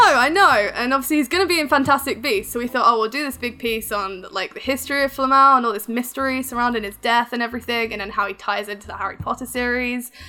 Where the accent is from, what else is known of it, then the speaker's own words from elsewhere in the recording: United Kingdom; accent: English; I'm from the UK